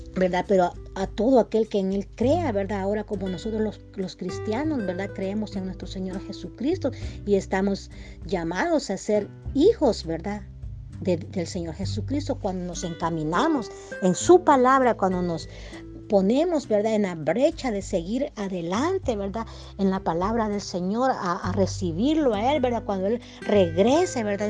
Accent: El Salvador; now in United States; yo soy salvadoreña, ¿verdad? Pero, pero resido en, en Estados Unidos, ¿verdad? más yo tengo que regresar a mi tierra

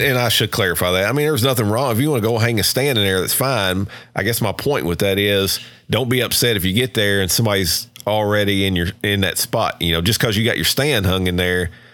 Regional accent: Kentucky, United States; now in Georgia, United States; I grew up in Kentucky

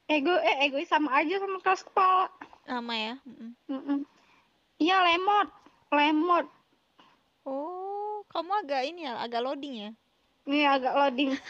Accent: Java, Indonesia; aku sering aku kan orang Jawa nih

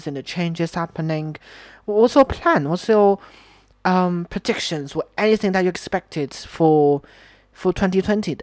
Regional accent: China; English is a second language; moved away as an adult; now in United Kingdom; Chinese people are quite polite as well. I mean, for us, we are really polite

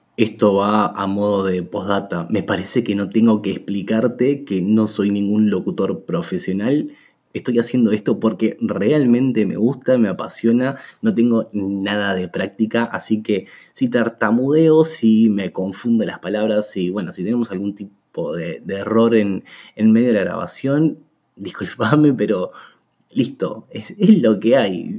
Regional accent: Uruguay; soy de Uruguay

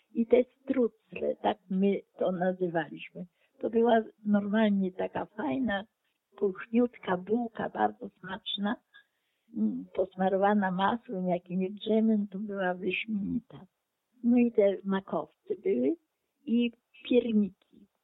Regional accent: Ukraine; now in Oleśnica, Poland; Ja pochodzę z terenów wschodnich, obecnie Ukraina.

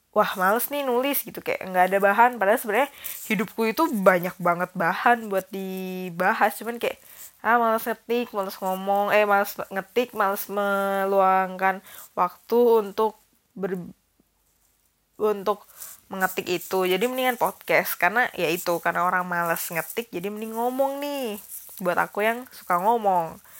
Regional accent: Bali, Indonesia; aku SD semester kedua kelas 3 sampai SMA aku di Bali

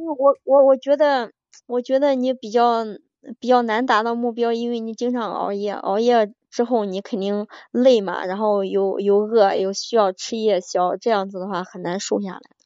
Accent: Henan, China; 我是河南的

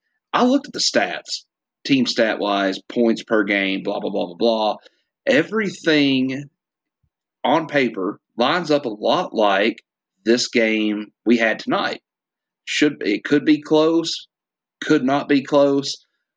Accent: Tennessee, United States; We're from Tennessee.

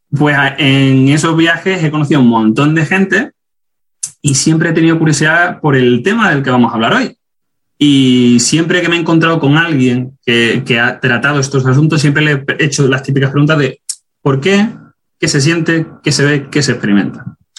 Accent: Ceuta, Spain; moved away as an adult; also born or lived in Granada / Germany; now in United States; soy de Ceuta

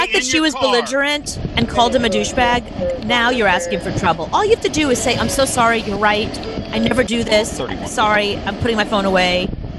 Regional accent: New York City, New York, United States; I grew up in Coney Island

